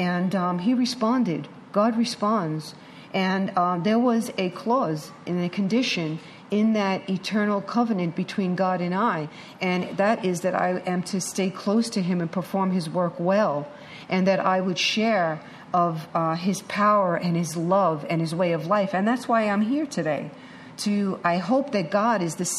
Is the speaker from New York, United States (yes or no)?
yes; New York City, New York, United States; I'm a chick from Manhattan.